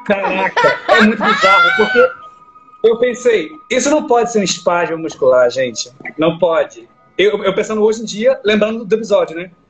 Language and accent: Portuguese; Northeast Region, Brazil; moved away; estava lá no Nordeste, né, onde eu nasci